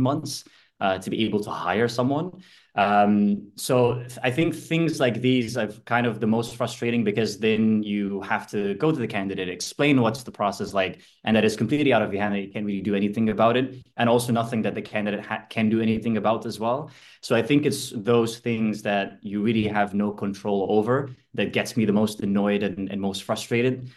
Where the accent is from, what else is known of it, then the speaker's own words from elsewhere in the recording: Cairo, Cairo Governorate, Egypt; moved away as an adult; now in Amsterdam, Netherlands; I'm originally from Cairo, from Egypt. A lot sunnier than where I live now in Amsterdam.